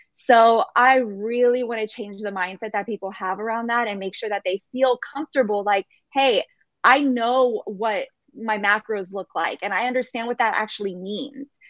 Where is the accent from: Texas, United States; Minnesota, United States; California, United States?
Texas, United States; I was born in here in America and in, in Texas.